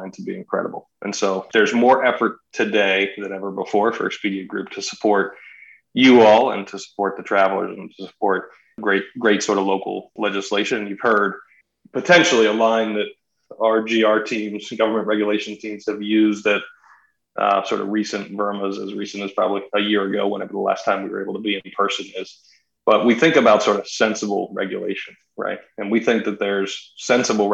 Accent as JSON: {"language": "English", "country": "United States", "tie": "born or raised there", "said": "I grew up outside of Washington, D.C."}